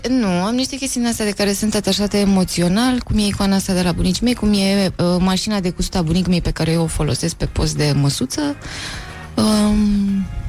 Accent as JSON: {"language": "Romanian", "town": "Eforie", "region": "Constanța County", "country": "Romania", "tie": "born or raised there"}